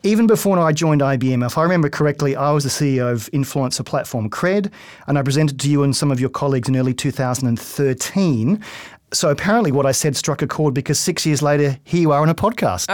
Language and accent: English; Australia; I'm Australian